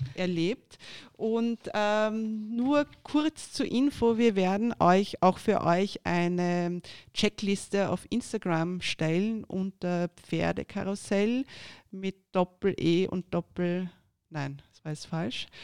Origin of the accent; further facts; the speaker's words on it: Austria; bei uns in Österreich